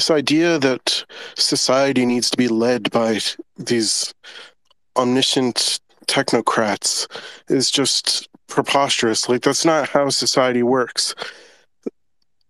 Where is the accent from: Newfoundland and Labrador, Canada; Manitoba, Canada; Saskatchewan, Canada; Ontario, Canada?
Newfoundland and Labrador, Canada; moved away; I'm from Newfoundland